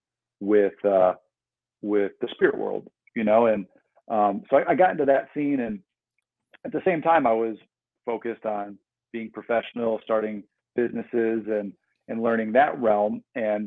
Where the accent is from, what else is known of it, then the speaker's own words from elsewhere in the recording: Midwest, United States; moved away as an adult; also born or lived in Arizona; I grew up in the Midwest, and I ended up moving to Arizona for college